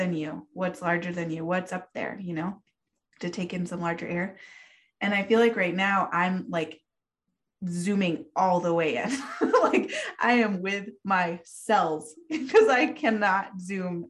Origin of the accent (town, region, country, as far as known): Lander, Wyoming, United States; born or raised there; moved away